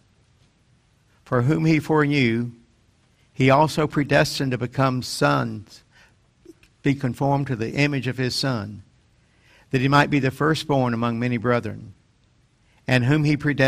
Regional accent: North Carolina, United States; my hometown in North Carolina

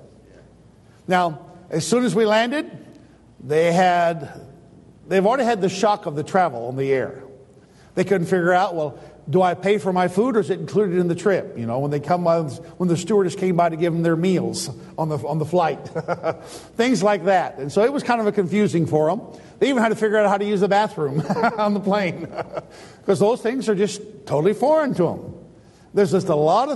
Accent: United States; I, as an American

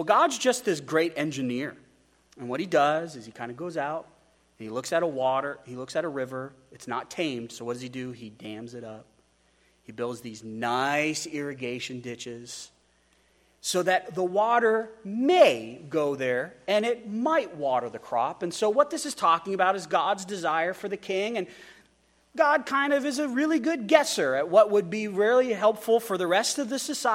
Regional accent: United States; We as Americans

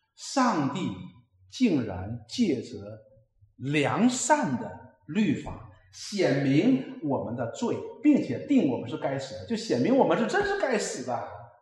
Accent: China; 我们中国人

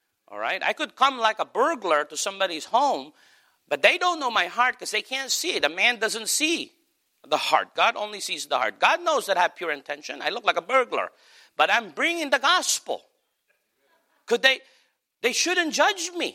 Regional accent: United States; also born or lived in Philippines; We absolutely come across as Americans

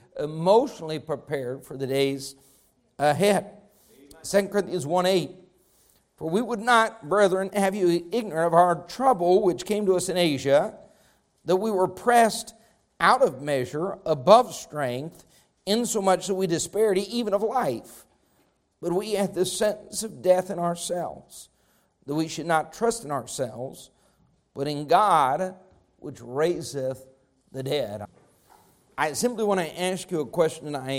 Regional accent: Rifle, Colorado, United States; as a young man growing up in Rifle, Colorado

